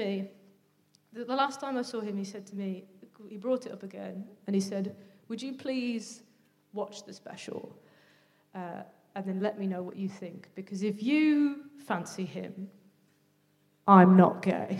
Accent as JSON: {"language": "English", "region": "Midlands", "country": "United Kingdom", "said": "I'm from the Midlands, and I sort of struggle with the parts of my identity. Sometimes I feel more southern, sometimes I feel more northern, sometimes I just feel very Midlands."}